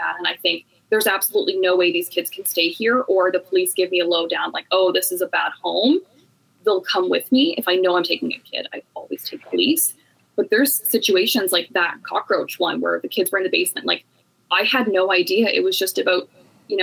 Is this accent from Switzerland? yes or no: no; Canada; I am from Canada